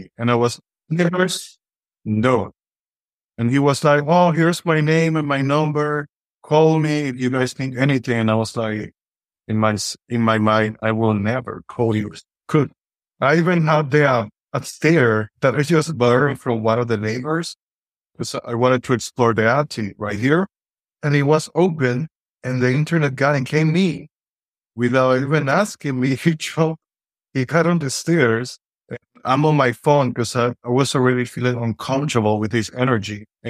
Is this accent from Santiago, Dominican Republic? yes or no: yes; Santiago, Dominican Republic; English is a second language; moved away as an adult; now in California, United States; I'm Dominican. I was born and raised in the Dominican Republic, Santiago, Dominican Republic. Right now, I'm here in California